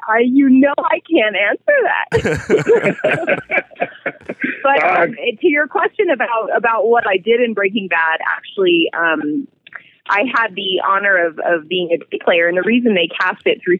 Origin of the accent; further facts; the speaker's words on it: California, United States; moved away as an adult; now in Albuquerque, United States; So I come from California originally. I was born and raised there, and my personality, my energy didn't really fit there. And I did, but it just didn't sit there. And so my parents moved to Albuquerque